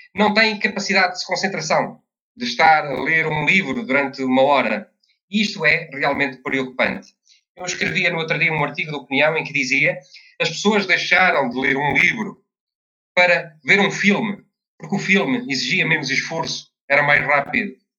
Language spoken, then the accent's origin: Portuguese; Covilhã, Centro, Portugal; na Covilhã, que é a minha terra